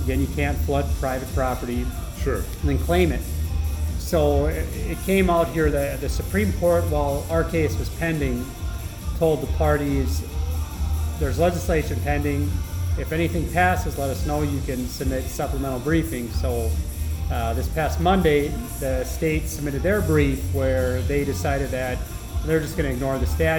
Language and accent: English; Benson County, North Dakota, United States; I'm a Democrat from Benson County, Farmers Union Democrat, going back a long way.